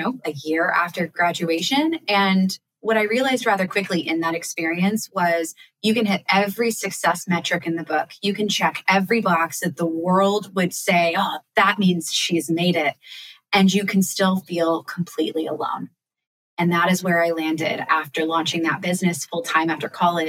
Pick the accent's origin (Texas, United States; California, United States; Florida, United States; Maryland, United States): Maryland, United States; Annapolis; my hometown of Annapolis